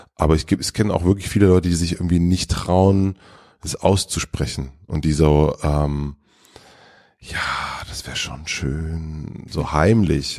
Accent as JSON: {"language": "German", "town": "Gröden", "region": "Brandenburg", "country": "Germany", "tie": "born or raised there", "moved": "yes", "lives_now": "Berlin, Germany", "said": "das Dorf Gröden, wo ich aufgewachsen bin"}